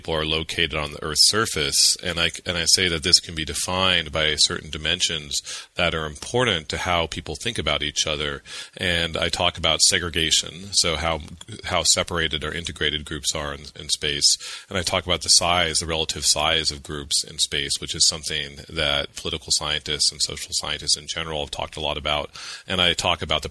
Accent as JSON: {"language": "English", "region": "California", "country": "United States", "tie": "born or raised there", "moved": "yes", "lives_now": "Massachusetts, United States", "said": "I was born and raised in California"}